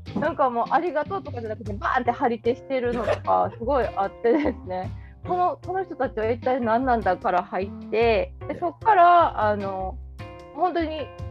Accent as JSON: {"language": "Japanese", "region": "Kansai", "country": "Japan"}